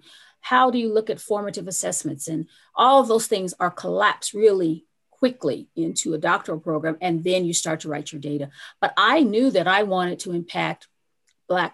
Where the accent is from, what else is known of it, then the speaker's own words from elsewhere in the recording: Pueblo, Colorado, United States; I grew up in Pueblo, Colorado.